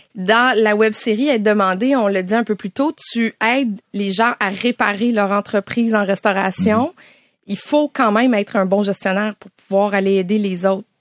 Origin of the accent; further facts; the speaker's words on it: Salaberry-de-Valleyfield, Quebec, Canada; now in Sainte-Thérèse, Canada; je suis à la Sainte-Thérèse, mais j'ai grandi à Valleyfield